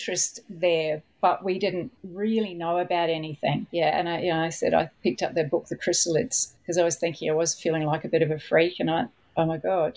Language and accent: English; New Zealand; I was brought up in New Zealand